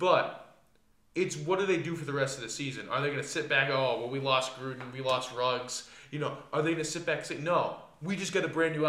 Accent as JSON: {"language": "English", "region": "New England", "country": "United States", "said": "I was raised a Cowboys fan, which makes no sense. I'm from New England."}